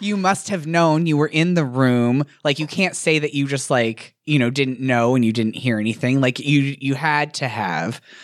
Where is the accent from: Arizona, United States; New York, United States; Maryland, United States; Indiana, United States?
Indiana, United States; I'm from Indiana